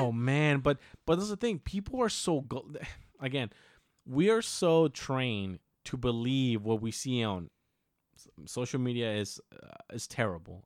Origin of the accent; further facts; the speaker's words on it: Mexico; we're Mexican and we come from a little town